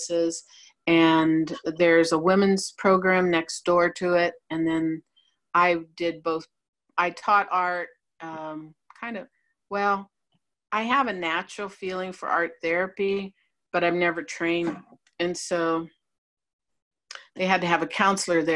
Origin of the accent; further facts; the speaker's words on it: St. Rose, Ohio, United States; I grew up in St. Rose, Ohio, a little small town